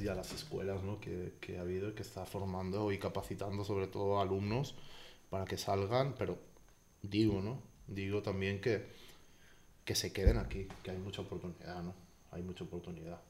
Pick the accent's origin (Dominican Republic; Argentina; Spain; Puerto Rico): Spain; now in Mexico; en mi tierra se hacen con borrego.